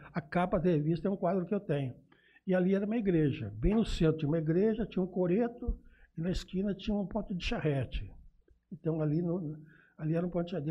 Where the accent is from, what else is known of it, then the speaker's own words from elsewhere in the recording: Jales, São Paulo, Brazil; also born or lived in Urupês; eu nasci em Urupês, aí perto de Catanduva. Uhum. E, e, eu vim para Jales. Não vim não, porque eu, me trouxeram, né, eu tinha dois anos quando eu vim para Jales